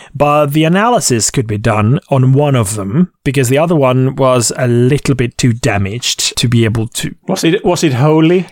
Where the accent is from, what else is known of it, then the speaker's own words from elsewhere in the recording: Székesfehérvár, Fejér, Hungary; Székesfehérvár in my hometown